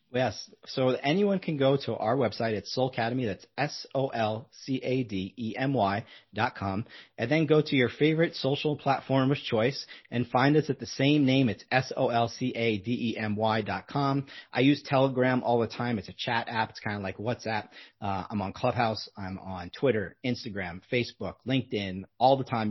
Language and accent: English; United States; also born or lived in Southern California; when we're American